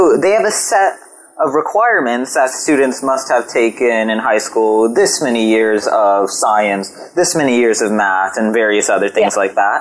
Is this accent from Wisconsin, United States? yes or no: no; California, United States; my home state of California